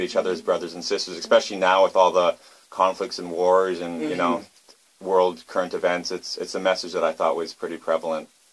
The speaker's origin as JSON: {"language": "English", "town": "Vancouver", "region": "British Columbia", "country": "Canada", "moved": "as an adult", "lives_now": "South Korea", "said": "I'm from Vancouver, Canada"}